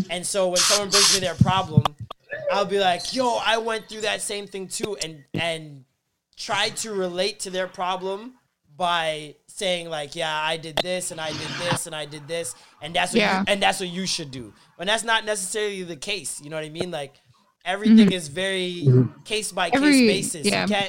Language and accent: English; Midwest, United States; Fuck St. Louis, nigga. I'm from the Midwest.